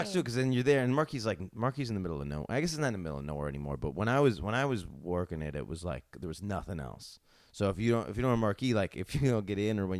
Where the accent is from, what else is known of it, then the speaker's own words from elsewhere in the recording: upstate New York, United States; also born or lived in Schenectady, New York; I'm from upstate New York, so, like, in this area, we've had a lot of, like, snow on Halloween.